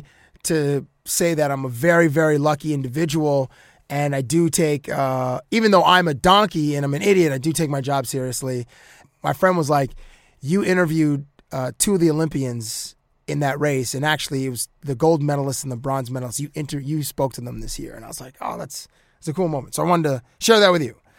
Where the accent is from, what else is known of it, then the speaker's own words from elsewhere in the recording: Canada; I'm a Canadian